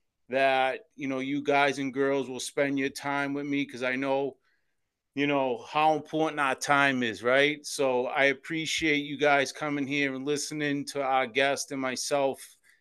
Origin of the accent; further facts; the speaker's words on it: Boston, Massachusetts, United States; I was born in South Boston, Massachusetts, in the Old Colony Projects